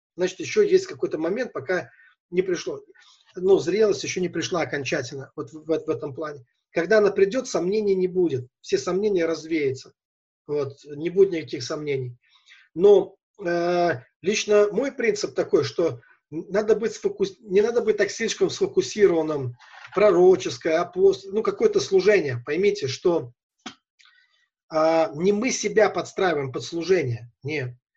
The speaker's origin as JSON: {"language": "Russian", "town": "Velikiye Luki", "region": "Pskov Oblast", "country": "Russia", "said": "я из Великих Лук"}